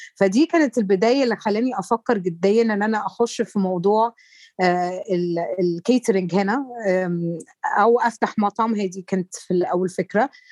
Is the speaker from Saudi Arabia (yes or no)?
no; Egypt; احنا كمصريين